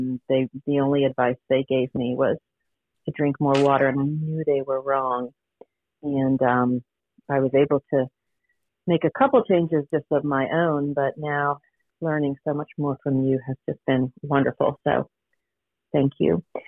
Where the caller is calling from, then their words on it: Richmond, Virginia, United States; I'm calling from Richmond, Virginia.